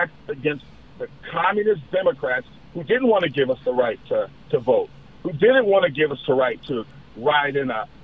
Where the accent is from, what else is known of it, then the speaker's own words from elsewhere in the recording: Southern California, United States; moved away as an adult; also born or lived in Sacramento, California; I grew up in Southern California